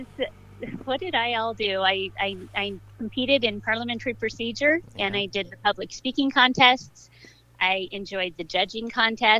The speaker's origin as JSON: {"language": "English", "town": "Prineville", "region": "Oregon", "country": "United States", "tie": "born or raised there", "said": "I was born and raised in Prineville"}